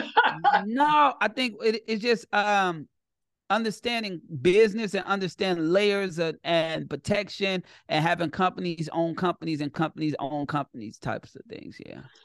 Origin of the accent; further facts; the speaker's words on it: Chicago, Illinois, United States; I'm from Chicago and I'm I'm built from gangsters